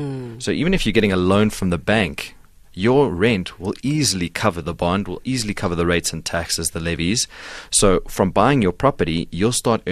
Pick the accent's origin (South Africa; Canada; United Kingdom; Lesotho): South Africa; Pretoria, Gauteng; So I was born in Pretoria. Both my parents are from Belgium, I was born here. Mm-hmm. I went to school there.